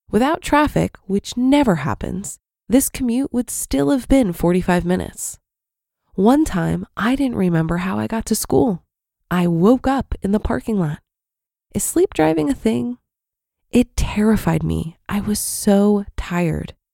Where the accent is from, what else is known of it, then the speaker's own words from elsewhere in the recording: Atlanta, Georgia, United States; So I was born and raised in Atlanta. Something that might surprise people is that Atlanta has horrendous traffic.